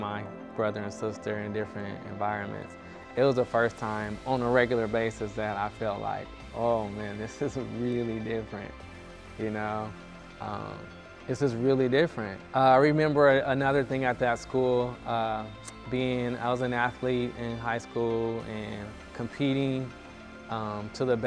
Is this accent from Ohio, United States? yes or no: no; Denver, Colorado, United States; I grew up in Denver, Colorado.